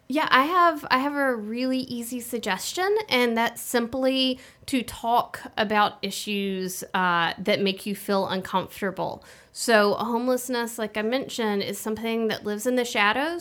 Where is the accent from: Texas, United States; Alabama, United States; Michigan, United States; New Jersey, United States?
Alabama, United States; Birmingham; moved away as an adult; also born or lived in Vermont / New England; I grew up here in Birmingham